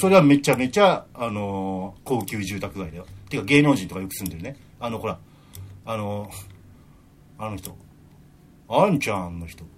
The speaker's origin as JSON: {"language": "Japanese", "region": "Tokyo", "country": "Japan", "tie": "born or raised there", "said": "東京生まれ、東京育ちの、あ、アラフィフ"}